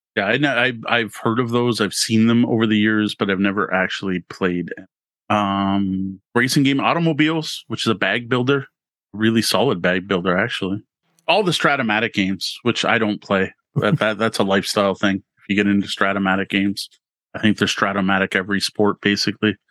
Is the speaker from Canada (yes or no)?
yes; Canada; being Canadian